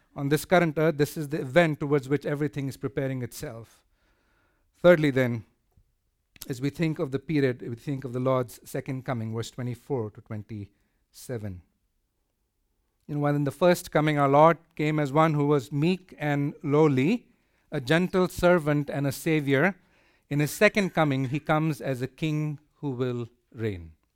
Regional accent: India; moved away; I come from India

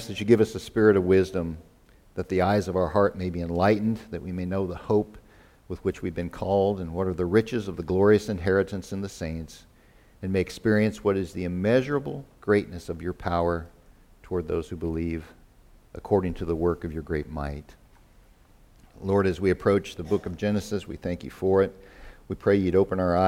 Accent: Kansas, United States; my ancestors on both sides of our family had homesteaded and lived in my hometown in Kansas from the 1870s

